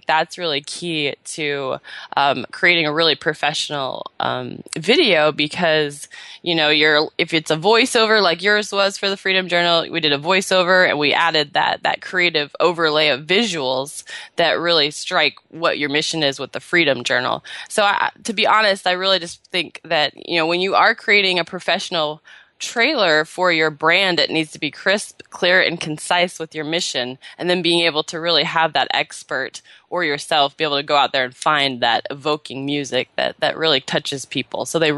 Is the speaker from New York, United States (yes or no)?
no; Seattle, Washington, United States; now in California, United States; And then I moved down to California in the end of April from Seattle. I was born and raised in Seattle.